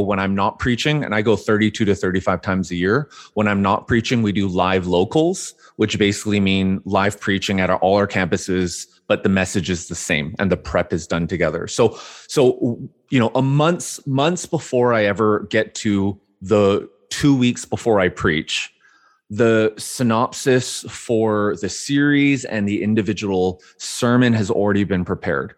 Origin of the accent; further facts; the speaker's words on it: Vancouver, British Columbia, Canada; I grew up born and raised in Vancouver, Canada